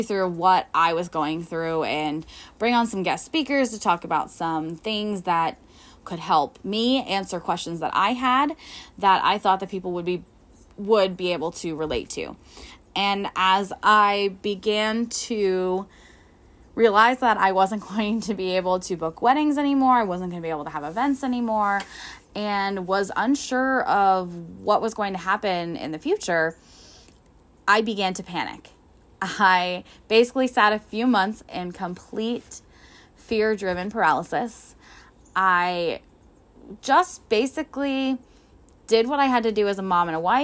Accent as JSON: {"language": "English", "region": "Northwestern Pennsylvania", "country": "United States", "said": "I am from Northwestern Pennsylvania."}